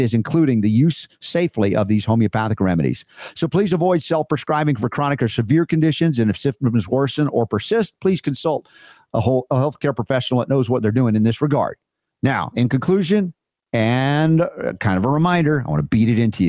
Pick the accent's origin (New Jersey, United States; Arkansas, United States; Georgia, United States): Georgia, United States; also born or lived in the North (US); I grew up in Georgia